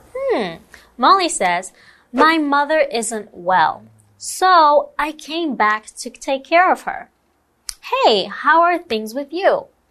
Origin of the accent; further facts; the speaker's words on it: Taiwan; also born or lived in Portugal / United Kingdom; I was born in Portugal, then I moved abroad to Taiwan, but oh. I am also Taiwanese. So, is it really abroad? Mm. And I've been here for most of my life.